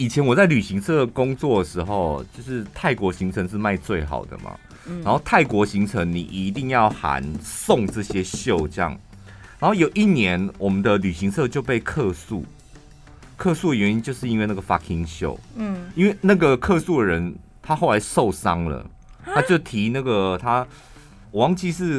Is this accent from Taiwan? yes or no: yes; Taiwan; also born or lived in Taipei; 我台湾人呗。